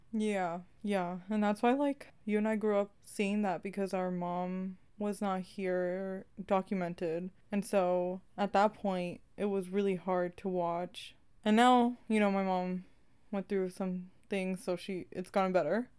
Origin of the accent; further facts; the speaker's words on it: California, United States; we in California